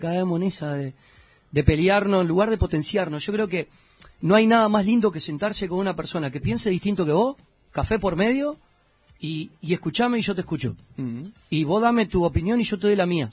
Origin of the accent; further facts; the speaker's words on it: Uruguay; moved away as an adult; now in Miami, United States; Yo me fui de Uruguay